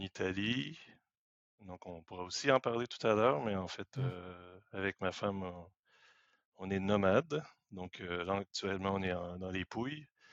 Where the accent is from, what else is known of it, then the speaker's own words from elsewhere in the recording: Quebec, Canada; moved away as an adult; also born or lived in France / Paris; je suis né au Québec. Je suis arrivé en France en 2005.